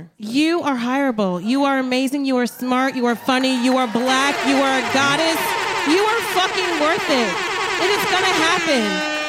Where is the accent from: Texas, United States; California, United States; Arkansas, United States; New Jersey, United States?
New Jersey, United States; now in New York, United States; I'm from Jersey.